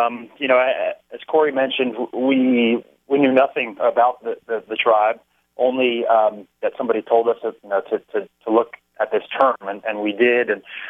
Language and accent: English; Washington, District of Columbia, United States; moved away as an adult; also born or lived in Miami, Florida / Madison, Wisconsin; now in Los Angeles, United States; Well, I was born and raised in Miami, but I grew up more so in the Washington, D.C. area. I went to high school in Washington, D.C., and then went to the University of Wisconsin-Madison, where I studied film and television there.